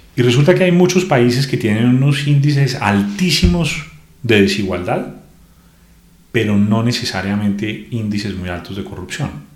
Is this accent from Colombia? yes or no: yes; Colombia; a medida que va creciendo en un país como Colombia